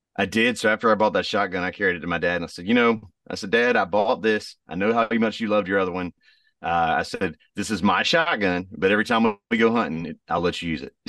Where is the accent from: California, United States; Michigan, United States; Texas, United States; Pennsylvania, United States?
Texas, United States; moved away; also born or lived in Raleigh, North Carolina; I'm from Texas originally